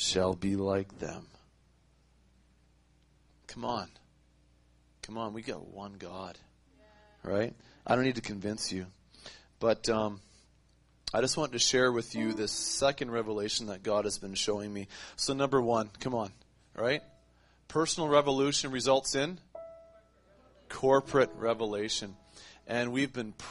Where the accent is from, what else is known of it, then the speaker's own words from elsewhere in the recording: Canada; I'm a Canadian. Northern Canadian.